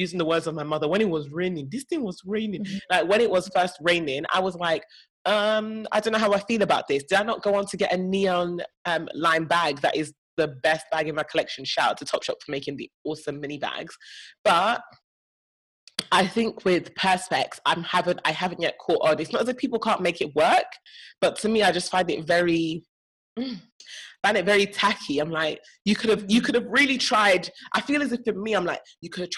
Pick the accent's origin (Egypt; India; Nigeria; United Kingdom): Nigeria; as a Nigerian